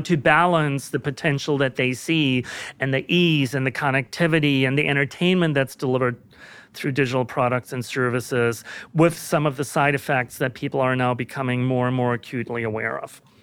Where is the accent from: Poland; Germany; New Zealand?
Germany; moved away as an adult; now in United States; I was born and raised in Germany.